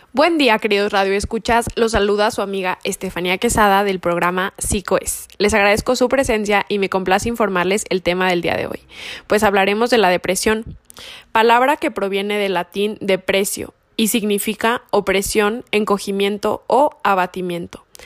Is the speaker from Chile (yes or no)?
no; Mexico; como sociedad mexicana